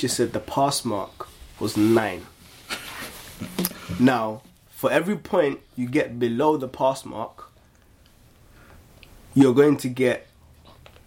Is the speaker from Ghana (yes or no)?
yes; Ghana; I grew up in Ghana.